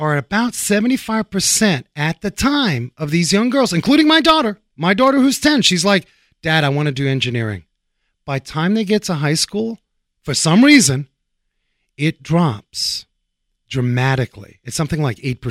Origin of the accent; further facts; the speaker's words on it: New York City, New York, United States; a fellow New Yorker myself. You know, I grew up uptown there, Washington Heights